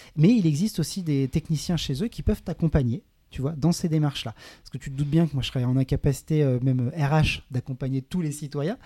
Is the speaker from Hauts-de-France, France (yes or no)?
no; Saint-Nazaire, Pays de la Loire, France; moved away as an adult; also born or lived in Grenoble; now in Biarritz, France; je viens de Saint-Nazaire, voilà, en Loire-Atlantique. J'ai grandi près de l'océan, j'ai grandi à la plage